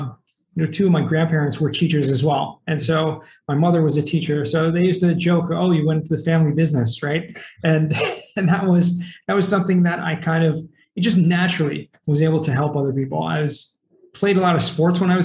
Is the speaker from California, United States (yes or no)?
yes; Los Angeles, California, United States; also born or lived in Boston, Massachusetts; I was actually born in Massachusetts, in Boston, little suburb outside of Boston, but moved to California, Southern California, when I was 9 years old. And basically, you know, grew up, I feel like, you know, that's what I remember the most growing up in Southern California, in the San Fernando Valley